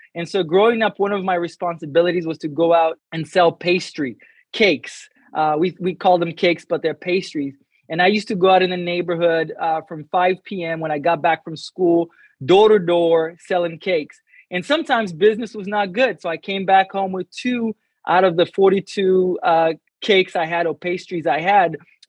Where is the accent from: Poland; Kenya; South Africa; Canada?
Kenya; English is a second language; moved away as an adult; also born or lived in Atlanta, United States; now in United States; I'm from the motherland. I'm from Kenya, Africa. That's in the eastern part of Africa. Been in America for a little bit over 13 years. And growing up in Kenya was awesome.